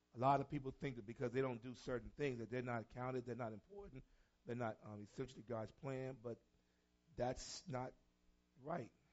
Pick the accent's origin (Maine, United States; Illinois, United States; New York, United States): New York, United States; New York City; I'm from New York City